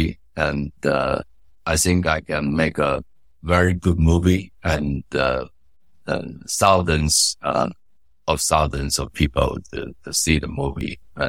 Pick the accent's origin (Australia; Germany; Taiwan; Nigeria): Taiwan; Taipei; I grew up in Taipei in a very ordinary family.